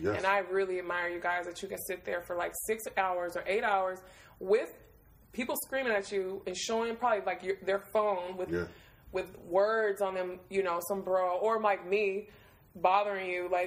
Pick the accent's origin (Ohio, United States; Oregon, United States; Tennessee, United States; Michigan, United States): Michigan, United States; Detroit; now in Brooklyn, United States; I was like a kid in Detroit